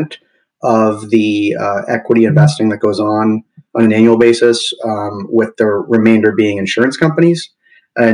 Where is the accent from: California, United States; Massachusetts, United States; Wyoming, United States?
Massachusetts, United States; moved away as an adult; also born or lived in Midwest; now in Oakland, United States; I grew up in the East Coast, Massachusetts, and made my way slowly west.